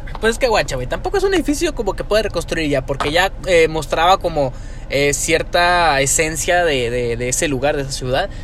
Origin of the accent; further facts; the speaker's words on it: Mexico; Somos mexicanos